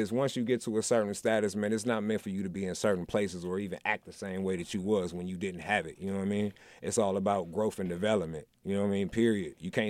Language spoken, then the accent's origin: English; Milwaukee, Wisconsin, United States; moved away; I'm born and raised in Milwaukee, right?